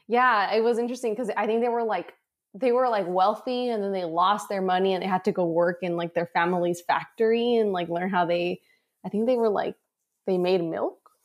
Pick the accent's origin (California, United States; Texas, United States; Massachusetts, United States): California, United States; San Diego; also born or lived in Tijuana, Mexico; I was born here in San Diego, and then my parents lived in Mexico.